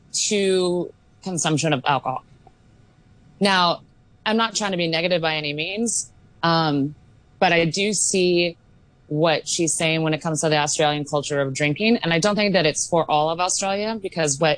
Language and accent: English; Oregon, United States; now in Hong Kong; I'm from the States, where we have very strict laws on alcohol, specifically in Oregon.